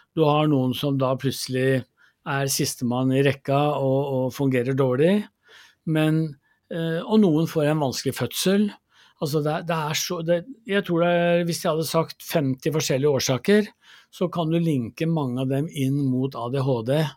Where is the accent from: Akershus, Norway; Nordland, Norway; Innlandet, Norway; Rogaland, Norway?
Innlandet, Norway; Gjøvik; jeg vokste opp i Gjøvik